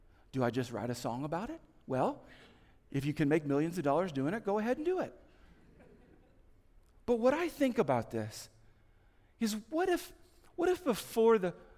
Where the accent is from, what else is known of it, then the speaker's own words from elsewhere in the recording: United States; moved away; also born or lived in Kansas / Indiana; I grew up in Kansas and Indiana